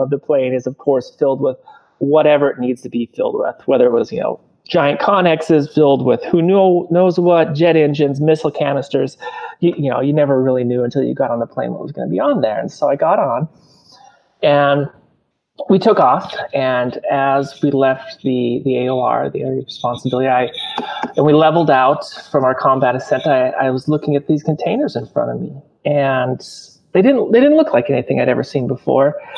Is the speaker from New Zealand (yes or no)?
no; Montana, United States; growing up in Montana